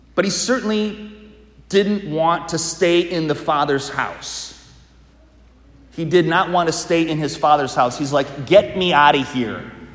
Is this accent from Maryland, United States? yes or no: no; Wisconsin, United States; I'm from Wisconsin.